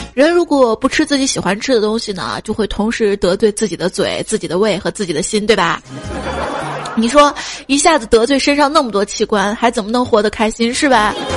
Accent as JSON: {"language": "Chinese", "country": "China", "said": "我们中国人"}